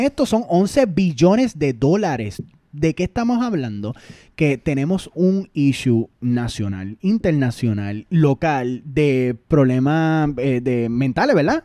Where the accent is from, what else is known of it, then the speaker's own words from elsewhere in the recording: Puerto Rico; Nosotros como boricua